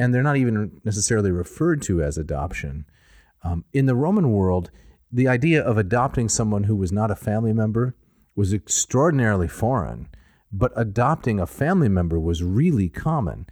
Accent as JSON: {"language": "English", "region": "Midwest", "country": "United States", "tie": "born or raised there", "said": "I was raised in the Midwest"}